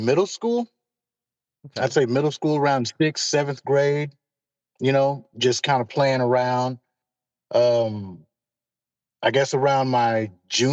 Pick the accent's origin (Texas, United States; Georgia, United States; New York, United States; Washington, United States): Texas, United States; Fort Worth; I am born and raised Fort Worth, Texas